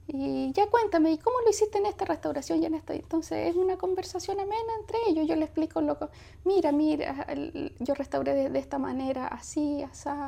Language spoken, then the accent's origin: Spanish; Valparaíso, Chile; born there; En Valparaíso.